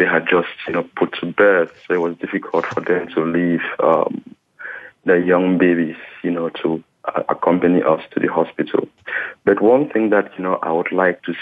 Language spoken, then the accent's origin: English; Cameroon; now in Las Vegas, United States; I am an American citizen with origins from Cameroon